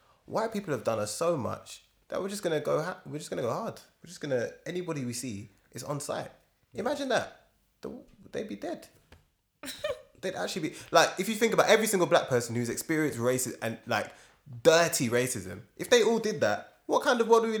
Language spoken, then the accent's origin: English; Northern Ireland, United Kingdom; And I come from a society. I grew up in Northern Ireland in the Troubles and that, you know.